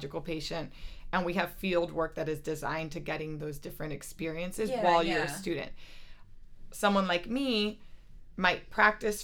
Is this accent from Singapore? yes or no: no; Miami, Florida, United States; also born or lived in New York; I'm from Miami, Florida